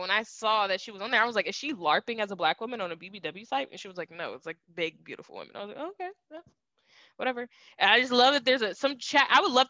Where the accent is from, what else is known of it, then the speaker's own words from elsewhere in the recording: Cleveland, Ohio, United States; I'm the one that's from Cleveland